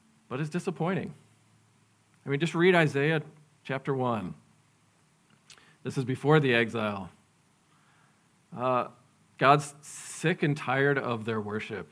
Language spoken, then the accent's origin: English; New York, United States; moved away; I'm from New York